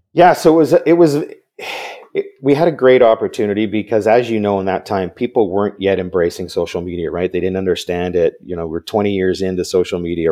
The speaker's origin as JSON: {"language": "English", "town": "Vancouver", "region": "British Columbia", "country": "Canada", "tie": "born or raised there", "said": "I, I grew up in Vancouver, so I'm another Canadian"}